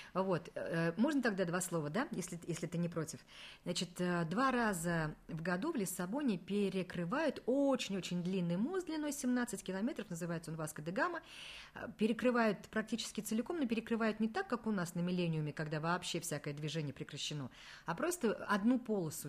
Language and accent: Russian; Kazan, Tatarstan, Russia; Мы говорим, из Казани